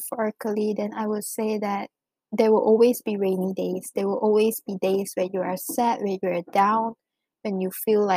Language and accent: English; Malaysia; moved away as an adult; now in China; growing up in Malaysia